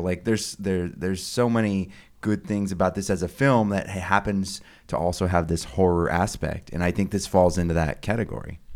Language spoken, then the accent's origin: English; Sonoma County, California, United States; I live in the area where it's filmed.